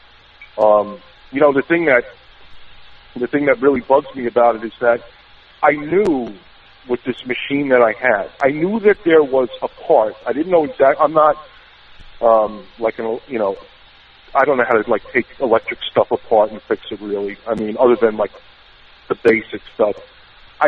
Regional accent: New York, United States; accent: New York; my New York accent

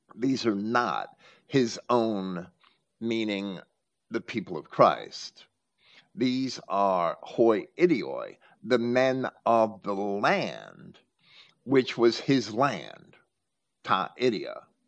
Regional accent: Jersey City, New Jersey, United States; moved away; also born or lived in Virginia Beach, Virginia; where I was raised in Jersey City

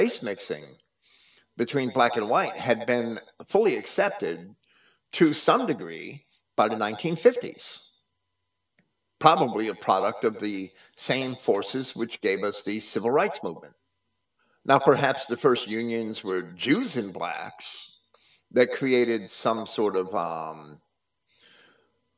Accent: New Jersey, United States; where I grew up in New Jersey

